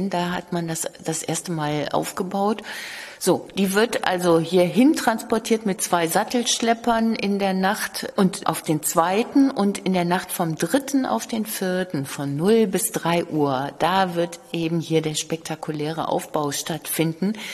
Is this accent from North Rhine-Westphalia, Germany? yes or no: yes; Cologne, North Rhine-Westphalia, Germany; Äh, ich komme ja auch aus Köln und habe früher im Museum Schnüttgen gearbeitet